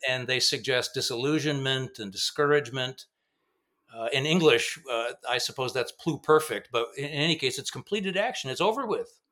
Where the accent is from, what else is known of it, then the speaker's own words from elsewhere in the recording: Grand Rapids, Michigan, United States; also born or lived in Zurich, Switzerland; I grew up in Grand Rapids